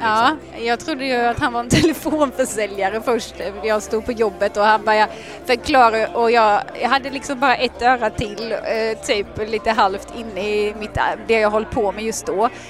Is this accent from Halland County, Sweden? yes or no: yes; Halmstad, Halland County, Sweden; now in Laholm, Sweden; Jag är född och uppvuxen i Halmstad, bor numera i Laholm